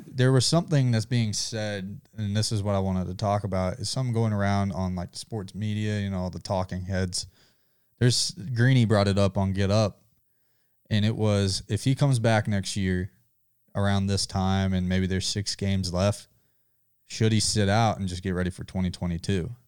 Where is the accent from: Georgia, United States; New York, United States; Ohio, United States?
Georgia, United States; I'm from Georgia